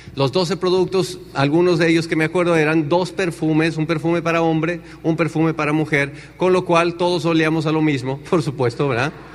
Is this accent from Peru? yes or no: no; Tenancingo, Mexico; moved away as an adult; also born or lived in Chicago, United States; en Tenancingo no hay agua. O sea, en mi pueblo no hay agua